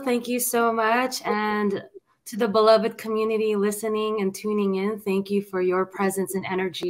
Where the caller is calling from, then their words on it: Los Angeles, California, United States; And I'm streaming from Los Angeles, California in the west side.